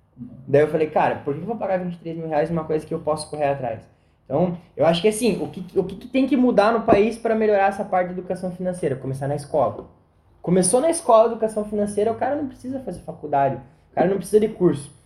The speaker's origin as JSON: {"language": "Portuguese", "country": "Brazil", "said": "porque eu sou brasileiro, eu tenho que acreditar no meu país"}